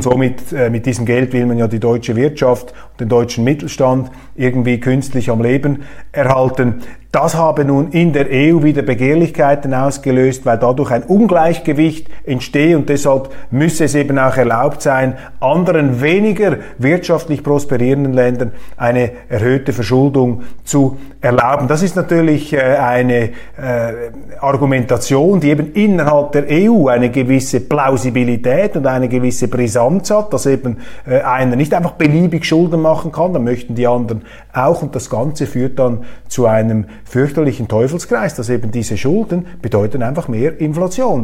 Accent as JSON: {"language": "German", "country": "Switzerland", "said": "ich bin Schweizer"}